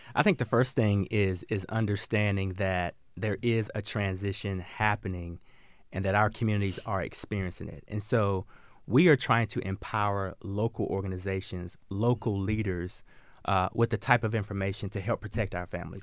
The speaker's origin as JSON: {"language": "English", "region": "the South", "country": "United States", "tie": "born or raised there", "said": "I grew up in the South, and I grew up hunting and fishing with my dad and my granddad"}